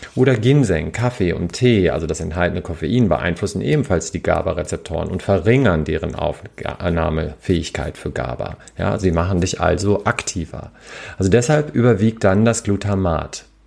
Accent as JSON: {"language": "German", "region": "Hamburg", "country": "Germany", "said": "als Hamburger"}